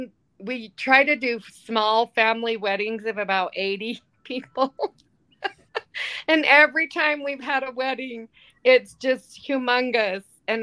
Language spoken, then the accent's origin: English; Hanna, Utah, United States; I grew up in a very small, all white, pretty much Mormon community in Northeastern Utah by the name of Hannah.